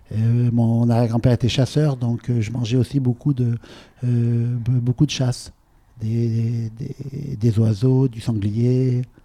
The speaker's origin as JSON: {"language": "French", "region": "Provence-Alpes-Côte d'Azur", "country": "France", "tie": "born or raised there", "said": "J'ai grandi sur la côte d'Azur"}